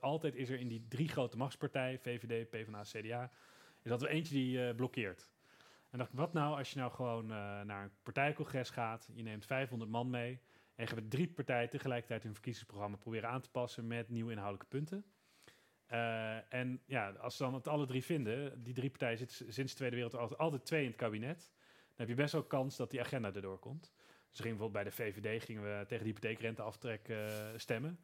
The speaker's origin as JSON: {"language": "Dutch", "area": "Veluwe", "region": "Gelderland", "country": "Netherlands", "said": "bij ons op de Veluwe"}